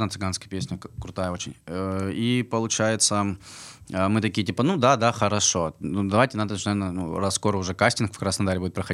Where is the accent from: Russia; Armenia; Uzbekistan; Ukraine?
Armenia; показать, что, ну, как бы мы армяне, играем нашу национальную музыку